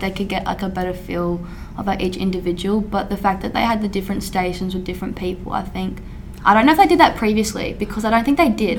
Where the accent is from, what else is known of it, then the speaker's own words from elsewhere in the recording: near Kadina on the Yorke Peninsula, rural South Australia, Australia; moved away as an adult; now in Adelaide, Australia; I'm not originally from Adelaide, I'm actually rural in South Australia, so I'm like two and a half hours away.